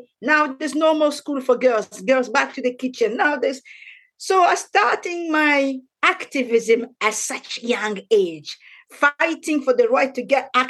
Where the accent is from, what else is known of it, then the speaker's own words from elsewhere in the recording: DR Congo; now in Scotland, United Kingdom; I was born in the Democratic Republic of Congo, which is an ancient Belgium colony. In this country, speak French.